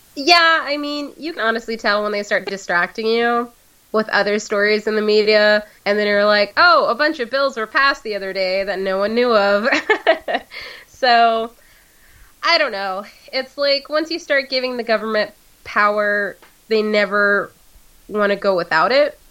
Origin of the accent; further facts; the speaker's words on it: United States; I'm American